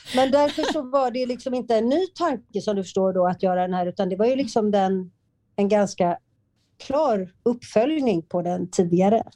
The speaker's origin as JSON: {"language": "Swedish", "town": "Partille", "region": "Västra Götaland", "country": "Sweden", "tie": "born or raised there", "said": "i Partille där jag är uppvuxen"}